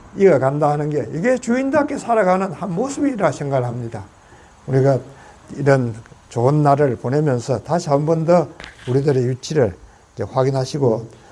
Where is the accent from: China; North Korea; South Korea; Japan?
South Korea; now in United States